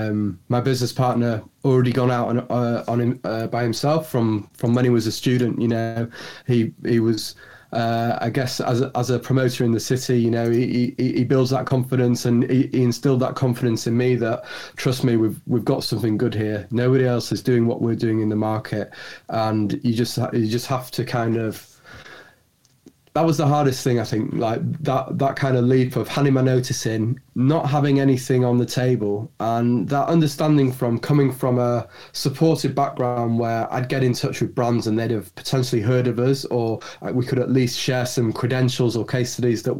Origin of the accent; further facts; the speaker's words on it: Leeds, Yorkshire and the Humber, United Kingdom; moved away as an adult; now in London, United Kingdom; As you can probably hear from my accent, I'm a born and bred Yorkshireman, born in Leeds, and came down to London to move in with my now wife.